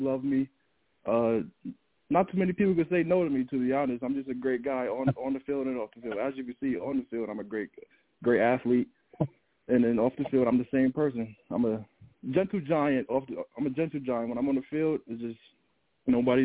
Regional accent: the Poconos, Pennsylvania, United States; also born or lived in Albany, New York; I'm from the Poconos, so I'm up in the mountains

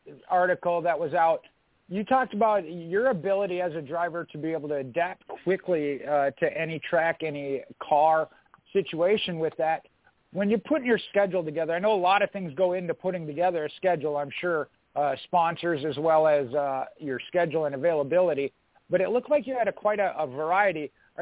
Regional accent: Minnesota, United States; having come from Minnesota

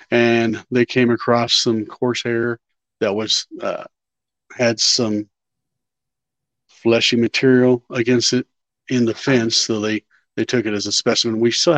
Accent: Wichita, Kansas, United States; I'm from Wichita, Kansas, Midwest. I've been here all my life, 50 plus years, right at 50.

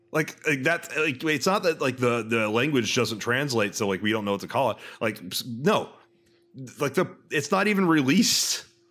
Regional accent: Texas, United States; I'm from two countries. I'm from Texas and the United States of America.

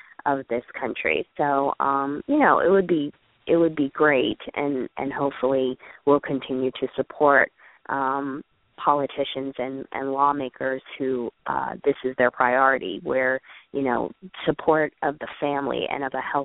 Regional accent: United States; I'm happily American, and, you know, there are some amazing things about being born into the privilege of the United States

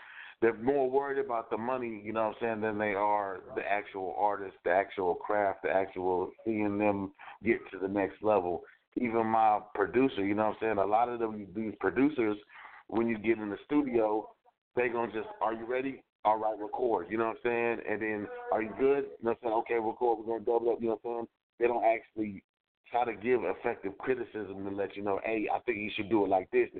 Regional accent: Killeen, Texas, United States; also born or lived in Syracuse, New York; you know what I'm saying. I was born in Syracuse, New York. I was military transferred, basically. You know, I'm a military brat, so I end up going to Killeen, Texas

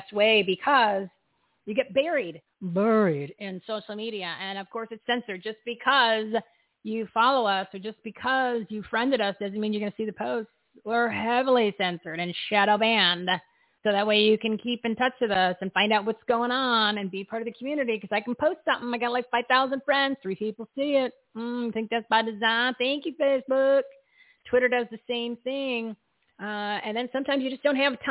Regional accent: New Jersey, United States; I'm from New Jersey.

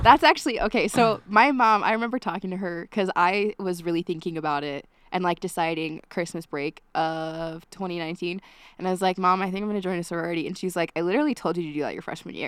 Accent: Eden, Utah, United States; now in Logan, United States; I'm from a small town called Eden, Utah

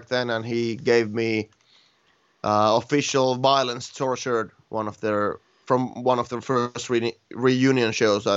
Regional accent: Finland; born or raised there

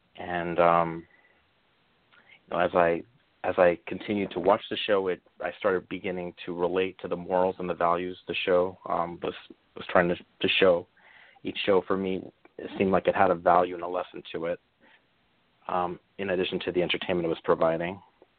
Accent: New York City, New York, United States; now in San Francisco Bay Area, United States; I'm originally from Brooklyn, New York, and currently I reside over in the San Francisco Bay Area.

